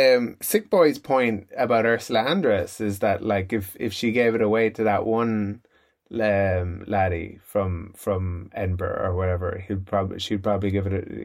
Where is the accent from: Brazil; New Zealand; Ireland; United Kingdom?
Ireland